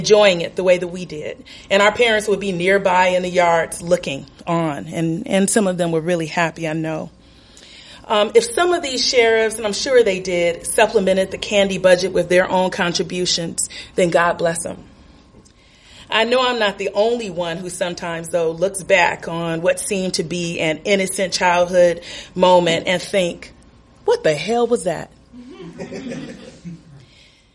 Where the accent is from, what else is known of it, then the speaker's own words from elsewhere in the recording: Los Angeles, California, United States; also born or lived in Compton, California; now in Chicago, United States; I grew up in and around Watts in Southern California